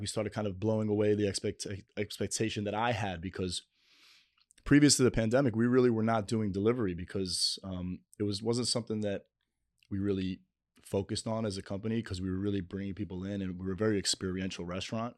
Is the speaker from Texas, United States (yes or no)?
no; New York City, New York, United States; on eightieth and first, uh, Ave